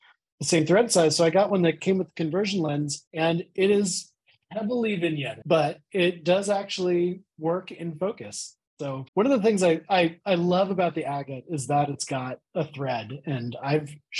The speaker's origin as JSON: {"language": "English", "town": "Pittsburgh", "region": "Pennsylvania", "country": "United States", "said": "I'm from Pittsburgh"}